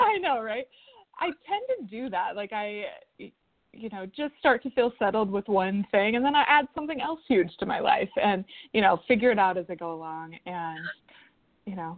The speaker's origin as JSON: {"language": "English", "region": "West Coast", "country": "United States", "lives_now": "Oregon, United States", "said": "we're both originally from the West Coast"}